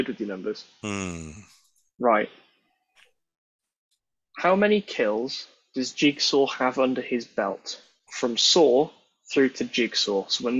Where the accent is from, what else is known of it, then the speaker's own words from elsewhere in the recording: United Kingdom; As a British person